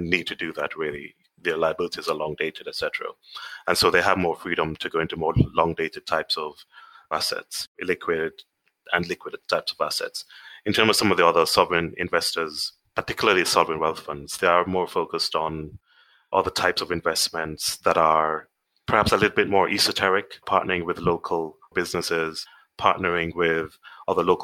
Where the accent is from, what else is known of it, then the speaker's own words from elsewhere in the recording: Kingston, Jamaica; moved away as an adult; now in United Kingdom; I'm Jamaican. I grew up in a little town called Kingston, which is the capital of the country.